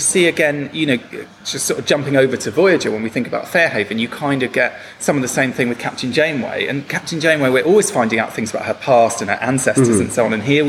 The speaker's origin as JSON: {"language": "English", "region": "England", "country": "United Kingdom", "said": "my perspective as an English person"}